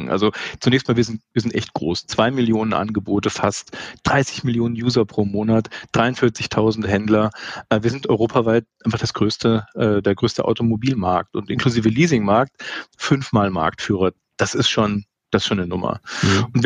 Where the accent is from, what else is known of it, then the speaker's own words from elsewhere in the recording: Munich, Bavaria, Germany; als Münchner kennt man das Gebäude